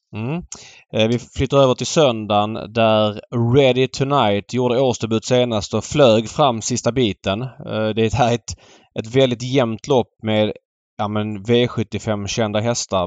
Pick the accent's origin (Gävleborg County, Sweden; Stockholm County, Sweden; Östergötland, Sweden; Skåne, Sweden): Skåne, Sweden; mig som är född och uppvuxen i Skåne